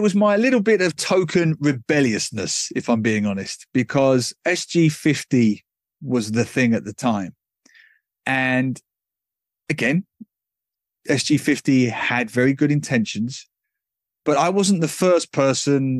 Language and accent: English; England, United Kingdom; moved away as an adult; also born or lived in Australia; now in Singapore; when I was growing up in England